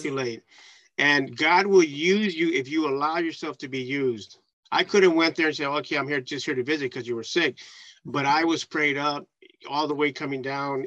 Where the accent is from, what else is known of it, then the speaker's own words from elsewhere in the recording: San Francisco, California, United States; growing up in San Francisco